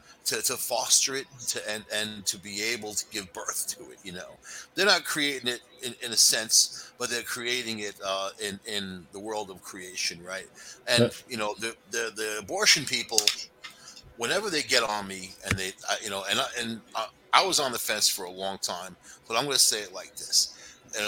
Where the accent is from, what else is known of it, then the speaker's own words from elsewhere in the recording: El Paso, Texas, United States; born there; I was born in El Paso, Texas.